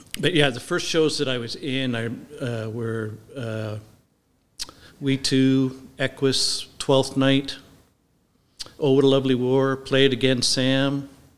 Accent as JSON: {"language": "English", "town": "Nanaimo", "region": "British Columbia", "country": "Canada", "tie": "born or raised there", "said": "I grew up in Nanaimo, of course, and my parents founded the Nanaimo Theater Group."}